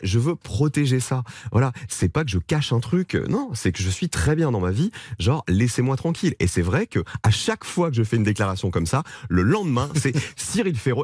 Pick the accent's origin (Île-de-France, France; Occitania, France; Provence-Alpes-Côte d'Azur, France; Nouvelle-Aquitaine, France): Provence-Alpes-Côte d'Azur, France; moved away; je viens de la Provence, je viens des montagnes, du soleil, euh, j'y retourne beaucoup, ma maman et ma grand-mère vivent toujours là-bas